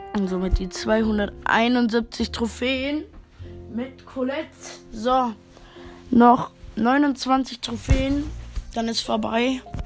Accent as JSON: {"language": "German", "country": "Germany", "said": "ich komme aus Deutschland"}